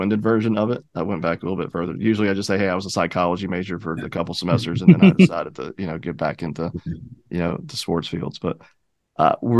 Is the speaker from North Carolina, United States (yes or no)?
yes; Charlotte, North Carolina, United States; I'm from Charlotte, and I wanted to make my career work in Charlotte